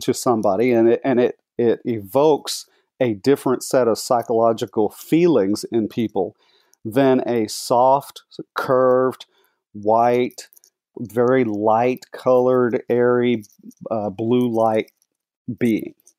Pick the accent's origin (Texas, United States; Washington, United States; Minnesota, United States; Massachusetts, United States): Texas, United States; Dallas-Fort Worth Metroplex; I was born and raised in Texas, grew up in the Dallas-Fort Worth Metroplex